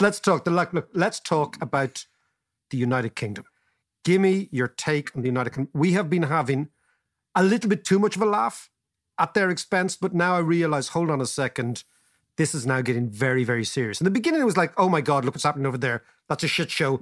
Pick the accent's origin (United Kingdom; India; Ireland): Ireland